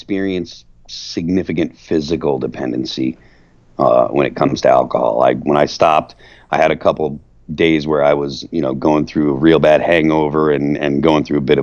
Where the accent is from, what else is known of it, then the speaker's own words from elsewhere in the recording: Massachusetts, United States; moved away; I'm from Massachusetts originally